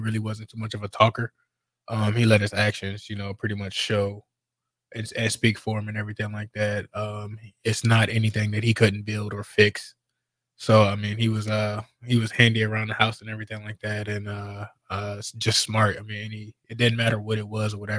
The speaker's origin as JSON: {"language": "English", "town": "Alexandria", "region": "Virginia", "country": "United States", "tie": "born or raised there", "said": "Born and raised in Alexandria, Virginia"}